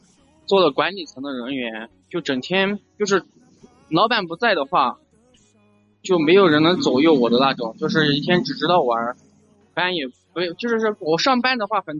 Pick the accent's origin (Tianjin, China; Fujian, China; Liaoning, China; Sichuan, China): Sichuan, China; now in Chengdu, China; 我九八年的，去年就我们是四川的，家在一个小城市。然后在去年四月份的时候来到了四川的成都，就是来成都，第一是因为家是农村的嘛，